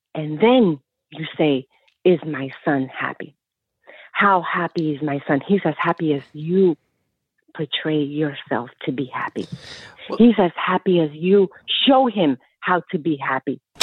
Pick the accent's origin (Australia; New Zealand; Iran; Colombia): Colombia; also born or lived in New Jersey; now in United States; I came from Colombia